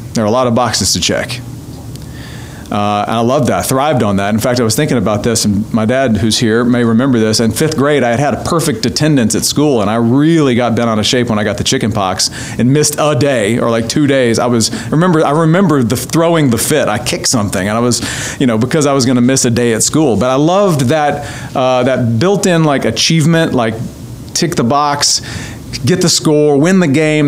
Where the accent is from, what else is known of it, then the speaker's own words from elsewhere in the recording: North Louisiana, United States; grew up in North Louisiana, um, and small town